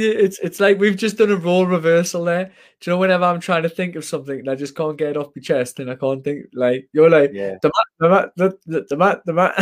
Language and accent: English; Washington, North East England, United Kingdom; I'm from Washington in Northeast